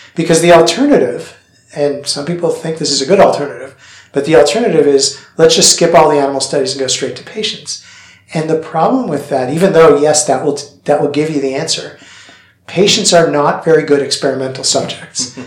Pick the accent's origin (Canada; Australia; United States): Canada; moved away; I grew up in Canada, and so the weather here is familiar